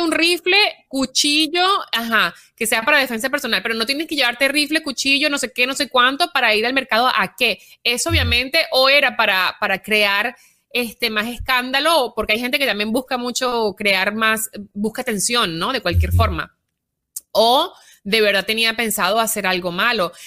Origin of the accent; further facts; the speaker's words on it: Venezuela; moved away; yo vengo de Venezuela donde hay una tiranía perpetuada en el poder por 20 años